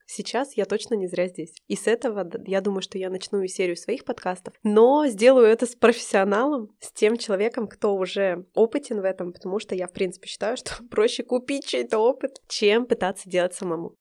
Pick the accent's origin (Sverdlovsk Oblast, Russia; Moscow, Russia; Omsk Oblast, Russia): Sverdlovsk Oblast, Russia; Nizhny Tagil; moved away as an adult; Я родилась в Нижнем Тагиле, это рядом с Екатеринбургом, недалеко, у меня там живут все родственники, родители.